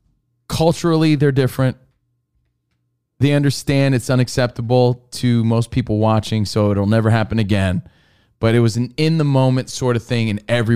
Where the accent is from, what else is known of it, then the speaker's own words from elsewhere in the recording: United States; I'm also American.